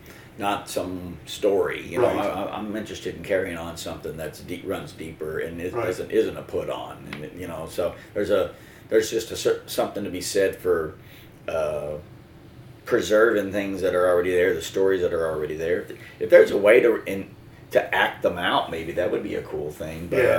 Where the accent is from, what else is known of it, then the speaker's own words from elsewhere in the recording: the South, United States; We're from the South, so it has to be about guns, right?